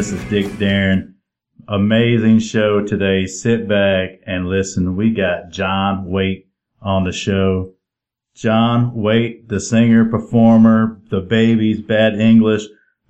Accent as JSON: {"language": "English", "region": "Illinois", "country": "United States", "lives_now": "Tennessee, United States", "said": "I've been here in Tennessee for, you know, like 30 years, and I moved from Illinois, and it was a lot of snow there."}